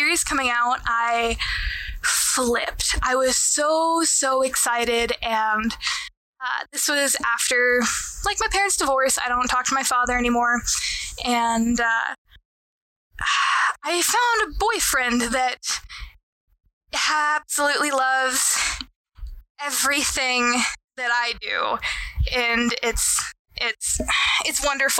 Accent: Texas, United States; I'm Texan

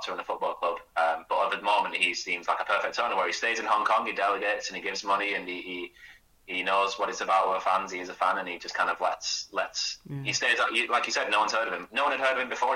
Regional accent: Burnley, North West England, United Kingdom; growing up in Burnley

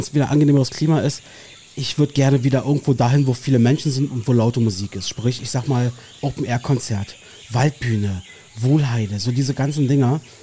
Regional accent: Berlin, Germany; ich verlasse meine Heimat einfach sehr ungern offensichtlich. Ähm, du bleibst in Marzahn

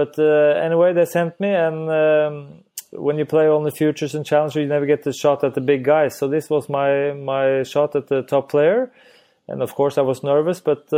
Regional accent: Norway; English is a second language; Well, I think it's we're still a small country where skiing is a lot very more popular than tennis.

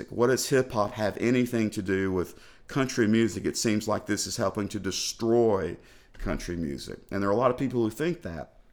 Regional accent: the South, United States; where am I from? I'm from the South, so I like country music and I like … and I like everything.

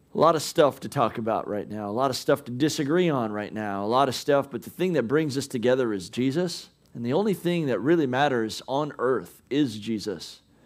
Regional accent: United States

